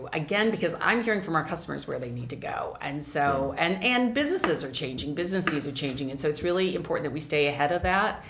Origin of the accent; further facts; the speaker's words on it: Central Valley, California, United States; as a Californian and having grown up in the Central Valley